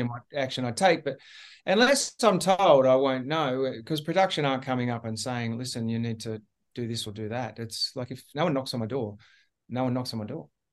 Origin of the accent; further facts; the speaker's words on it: Australia; being the Australian captain